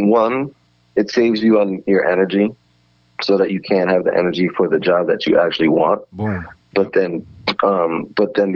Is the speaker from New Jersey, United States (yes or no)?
yes; Edison, New Jersey, United States; I'm from Edison, New Jersey, which is a suburban town in central Jersey.